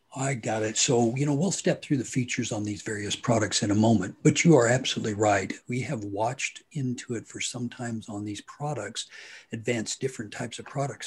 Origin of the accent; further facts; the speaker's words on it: Hutchinson, Kansas, United States; I am from Hutchinson, Kansas